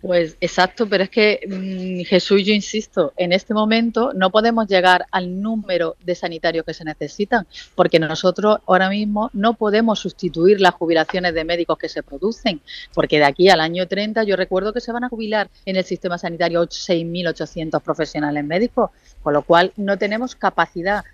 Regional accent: Andalusia, Spain; nosotros como andaluces

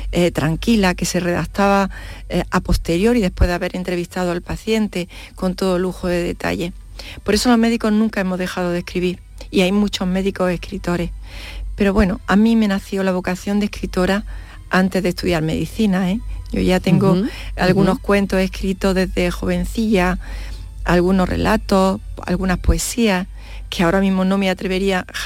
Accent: Lanteira, Andalusia, Spain; la verdad es que mi pueblo, Lanteira, pusieron el agua corriente en el año 1973, si no me equivoco. O sea, mm. Mm, prácticamente los nueve años que yo viví mi, primera infancia, que la viví allí, pues fue sin agua corriente.

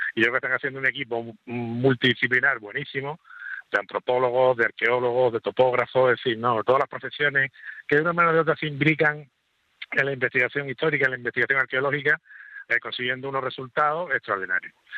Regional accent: Andalusia, Spain; somos todos andaluces

